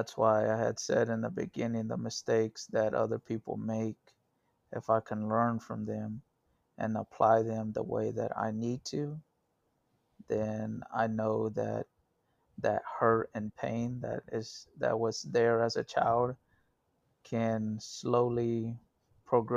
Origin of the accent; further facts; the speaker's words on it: Dallas, Texas, United States; I grew up here in Dallas. Different parts of Dallas, North Dallas and East Dallas and Lovefield area